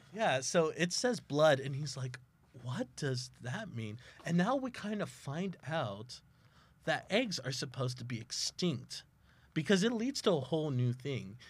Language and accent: English; South Texas, United States; now in Oklahoma, United States; I am from South Texas